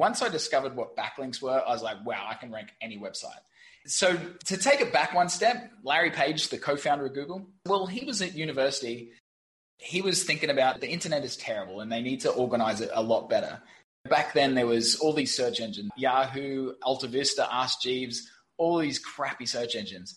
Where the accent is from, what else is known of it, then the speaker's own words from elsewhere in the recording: Brisbane, Queensland, Australia; moved away as an adult; also born or lived in London / Saigon, Vietnam; now in Ho Chi Minh City, Vietnam; I'm from Brisbane, Australia. Don't actually live there anymore